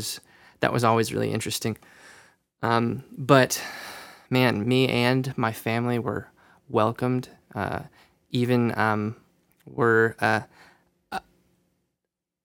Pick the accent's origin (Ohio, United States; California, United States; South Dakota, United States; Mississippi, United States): South Dakota, United States; Rapid City; moved away as an adult; So I grew up in Rapid City, South Dakota, from the time that I was 10 until I went to college.